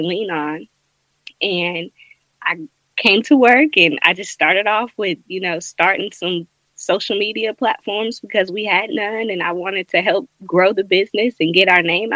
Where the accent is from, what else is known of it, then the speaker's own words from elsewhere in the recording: Greenville, South Carolina, United States; I am from Greenville, South Carolina, born and raised.